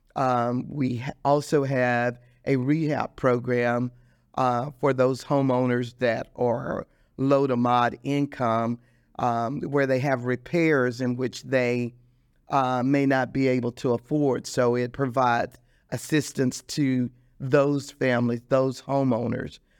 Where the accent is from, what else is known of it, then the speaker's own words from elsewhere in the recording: Dallas, Texas, United States; I grew up in Dallas, Texas